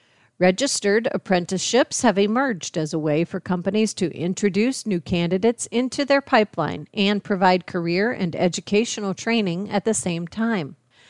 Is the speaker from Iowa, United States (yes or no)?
yes; West Branch, Iowa, United States; now in Des Moines, United States; I grew up in West Branch, which is about 10 miles east of Iowa City, and then I did my undergraduate at the University of Iowa.